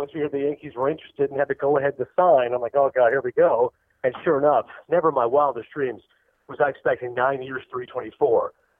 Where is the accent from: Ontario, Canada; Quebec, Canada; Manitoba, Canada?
Ontario, Canada; Toronto; being Canadian, I'm from Toronto.